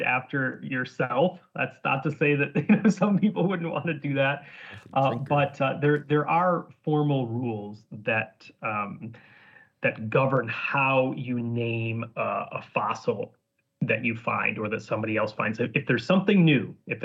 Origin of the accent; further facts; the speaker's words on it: Northern Illinois, United States; moved away as an adult; also born or lived in Scotland; now in Edinburgh, United Kingdom; I'm from Northern Illinois